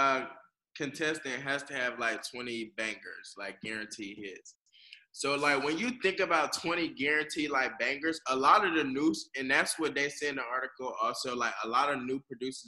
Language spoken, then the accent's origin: English; the South, United States; I'm from the South